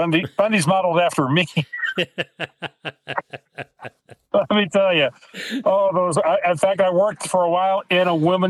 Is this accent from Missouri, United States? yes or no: yes; St. Louis, Missouri, United States; moved away as an adult; I was born and raised in St. Louis County, back in St. Louis, Missouri.